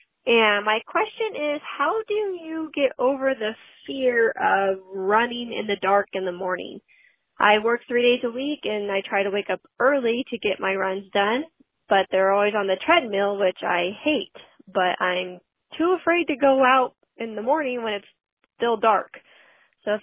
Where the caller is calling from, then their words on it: Soulsbyville, California, United States; I'm calling from Soulsbyville, California.